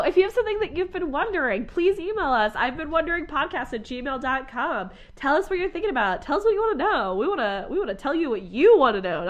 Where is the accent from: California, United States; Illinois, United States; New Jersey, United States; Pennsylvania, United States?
Pennsylvania, United States; moved away; We're going to Pennsylvania. So we're going to be recording in my hometown.